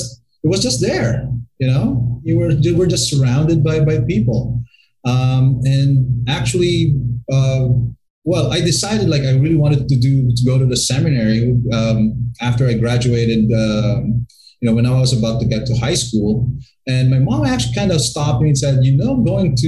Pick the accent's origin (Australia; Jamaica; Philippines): Philippines; Bacolod, Western Visayas; also born or lived in Florida, United States; now in Manila, Philippines; I was born and raised right here in the Philippines at the City of Smiles called Bacolod.